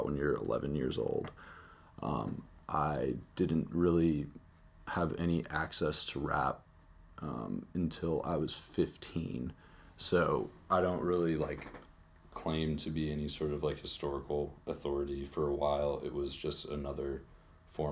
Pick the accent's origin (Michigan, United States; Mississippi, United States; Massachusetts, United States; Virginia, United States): Virginia, United States; Charlottesville; I'm from Charlottesville. I've been here all my life.